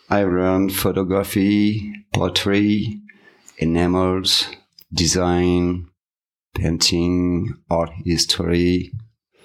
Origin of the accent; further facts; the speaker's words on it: Bellac, Nouvelle-Aquitaine, France; English is a second language; moved away as an adult; now in United States; I'm a French artist, specialized in automotive art, mostly sculptures. I was born in France in 1970 in a small town of Bellac, and I moved to USA in 2015